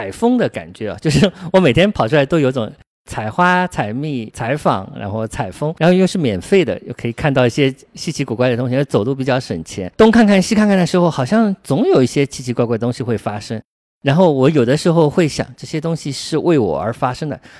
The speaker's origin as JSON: {"language": "Chinese", "region": "Shanghai", "country": "China", "tie": "born or raised there", "said": "我小时候住在瑞金二路南昌路附近"}